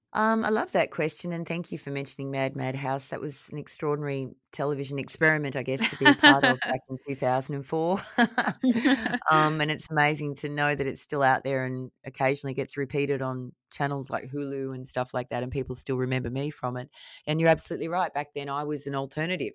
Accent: Australia; out in the bush where I grew up in Australia, in the remote Australian area.

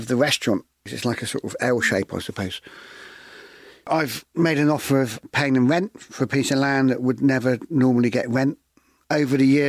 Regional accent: West Bay, South West England, United Kingdom; since I was a young kid growing up in West Bay

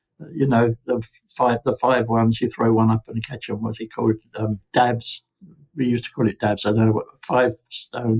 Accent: London, United Kingdom; born or raised there; also born or lived in Penge / Nottingham

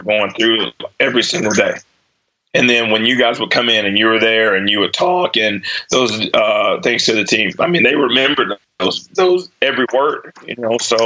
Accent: Mexia, Texas, United States; also born or lived in Dallas; growing up in Mahia? I was like, it was awesome.

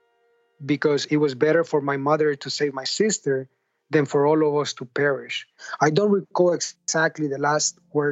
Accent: San Pedro Sula, Cortés, Honduras; now in United States; I grew up in a trash field in Honduras

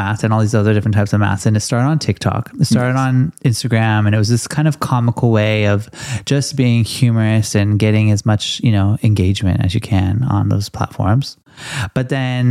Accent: United States; now in Australia; an American living in Australia

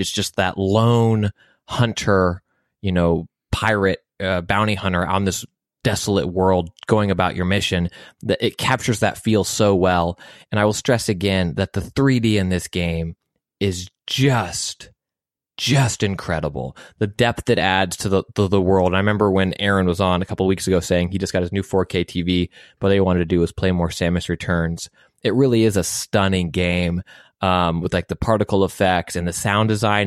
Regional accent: United States; as an American

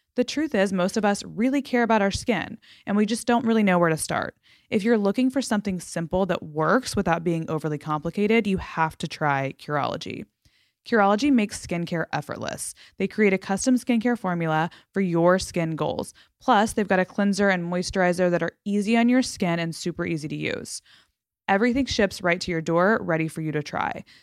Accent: Fort Worth, Texas, United States; moved away; I'm from Fort Worth.

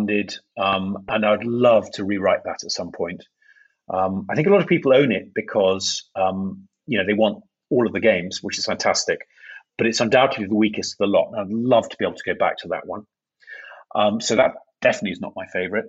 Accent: York, Yorkshire and the Humber, United Kingdom; I come from the city of York in England

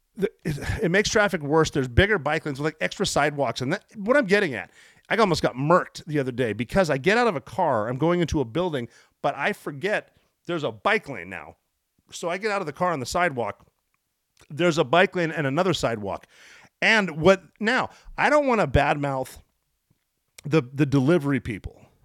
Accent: United States; I'm an American

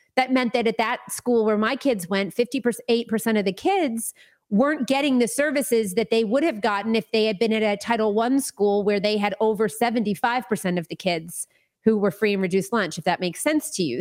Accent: Florida, United States; I grew up in Florida, uh, for the most part. My family's from New York originally, but I grew up in Florida.

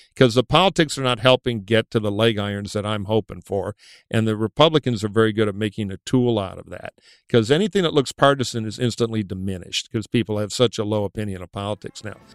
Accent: Detroit, Michigan, United States; I'll tell you something about Detroiters. We know how to build and engineer things

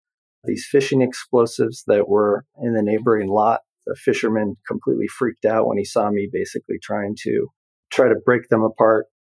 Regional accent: Canada; born there; Yeah, so I actually was born in Canada in the 70s, early 70s.

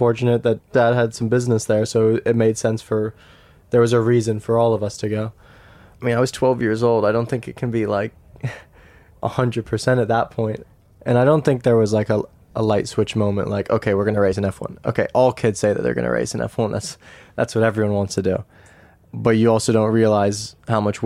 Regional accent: United States; moved away; also born or lived in Europe; being an American racing in Europe

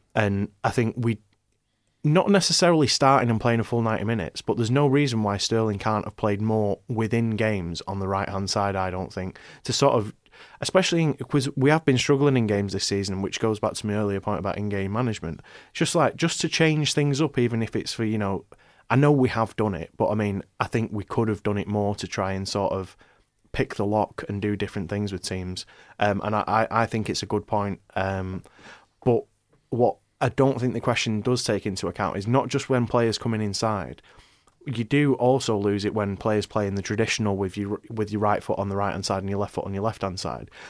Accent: Ireland; moved away as an adult; also born or lived in Manchester; I'm, I'm from Manchester, but I, I, I mostly grew up in Ireland, um, uh, you know, moved there when I was younger.

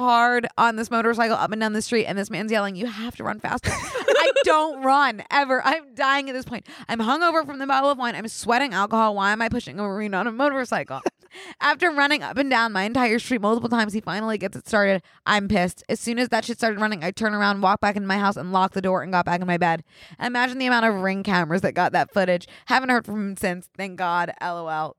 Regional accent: Philadelphia, Pennsylvania, United States; I'm also from Philly

